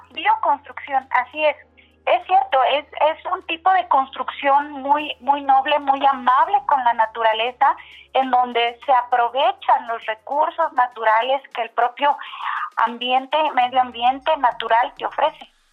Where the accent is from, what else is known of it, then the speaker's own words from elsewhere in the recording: Mexico; somos todos los mexicanos